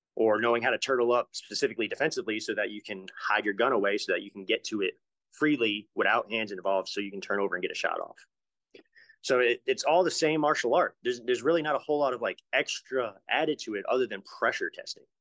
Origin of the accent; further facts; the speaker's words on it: Rhode Island, United States; We had a lot of drive-bys when I was a kid growing up in Rhode Island